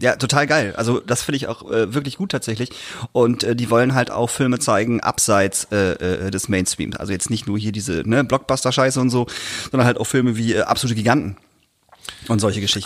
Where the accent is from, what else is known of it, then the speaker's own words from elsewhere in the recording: Emden area, Lower Saxony, Germany; wo ich herkomme, äh, Tubo-Jugend Emden